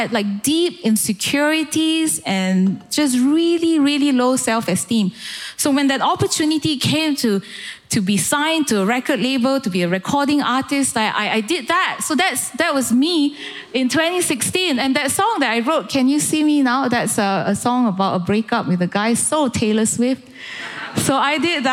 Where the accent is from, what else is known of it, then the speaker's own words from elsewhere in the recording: Malaysia; moved away as an adult; now in United Kingdom; I grew up in Malaysia